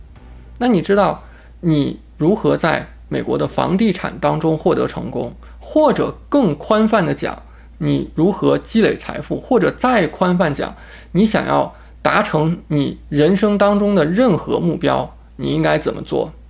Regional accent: China; now in Houston, United States; 那个时候我来到美国，我从中国来到美国定居，我只身来到美国，带了两个行李箱，我的落脚城市是德克萨斯州的休斯敦。

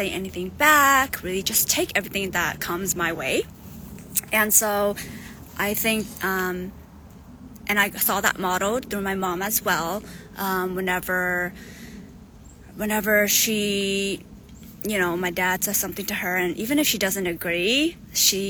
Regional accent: United States; also born or lived in Thailand; I grew up here in America, but I was born in Thailand, and I am Hmong

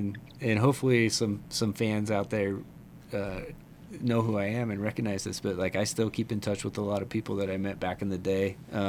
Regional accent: Utah, United States; So growing up in Utah... if you're all familiar, right out of high school, I started working for Graywell, the CD shop

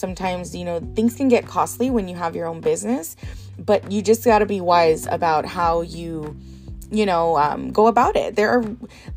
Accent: Palm Desert, California, United States; also born or lived in Sonora, Mexico; I was born in Sonora, Mexico, but I grew up here in the desert, in the Coachella Valley, and specifically in Palm Desert

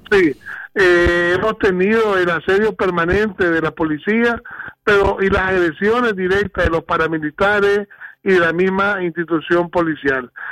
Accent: Nicaragua; como nicaragüense

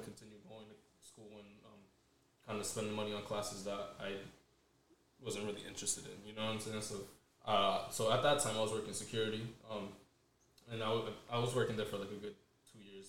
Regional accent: Central Falls, Rhode Island, United States; pretty much started off CF, Central Falls. I've pretty much been living there my whole life

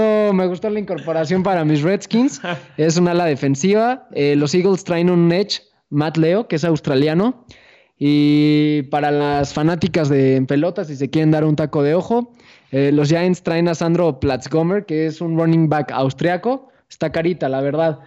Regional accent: Mexico; los peores enemigos de los mexicanos somos nosotros

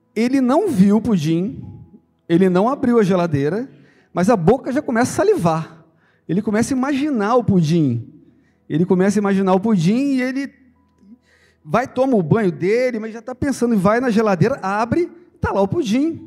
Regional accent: Santo Antônio de Pádua / Miracema area, Rio de Janeiro, Brazil; now in Cabo Frio, Brazil; lá do interior, lá, um, um, exemplo lá de onde eu sou, de Pádua, Miracema, aquela região lá

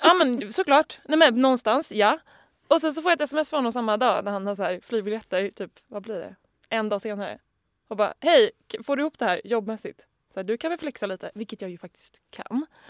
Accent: Sweden; Som svensk

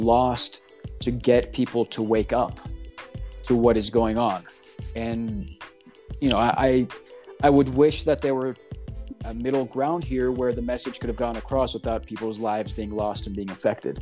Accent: Texas, United States; moved away as an adult; also born or lived in New York; now in California, United States; growing up in Texas

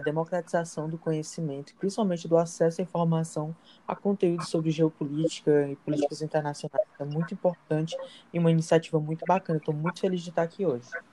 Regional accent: Fortaleza, Ceará, Brazil; sou natural daqui de Fortaleza

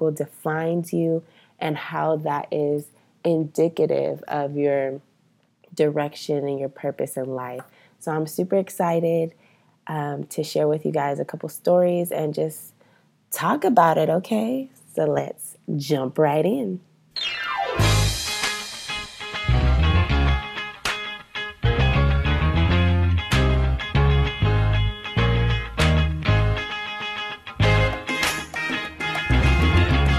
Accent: Rio Grande Valley, South Texas, United States; I grew up in the Rio Grande Valley in a small area where I was the only Black girl in my elementary school and in my middle school

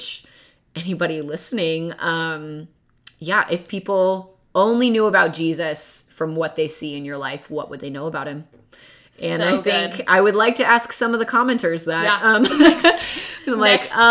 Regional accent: the Northwest, Pacific Northwest, United States; now in Southern California, United States; I'm from the Northwest originally

